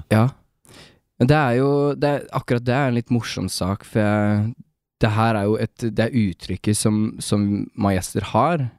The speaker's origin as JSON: {"language": "Norwegian", "area": "Toten", "region": "Innlandet", "country": "Norway", "said": "vi kommer jo fra Toten"}